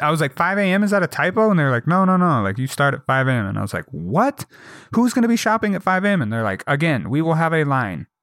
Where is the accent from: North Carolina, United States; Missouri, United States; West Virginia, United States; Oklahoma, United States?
Missouri, United States; St. Louis; I was born in Saint Louis